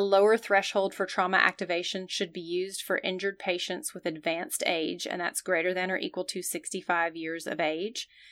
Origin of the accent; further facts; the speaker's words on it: the South, United States; I'm from the South, where we tend to be formal